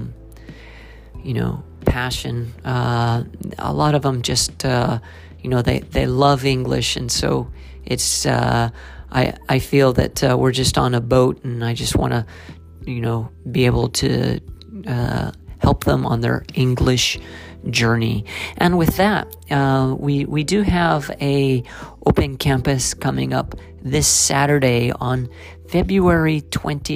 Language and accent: English; Silver City, New Mexico, United States; now in Japan; I was born and raised in Silver City, New Mexico